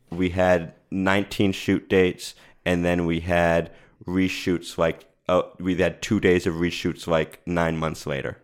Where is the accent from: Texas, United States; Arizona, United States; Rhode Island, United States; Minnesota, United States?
Rhode Island, United States; now in Los Angeles, United States; I moved out here and I, I'm from Rhode Island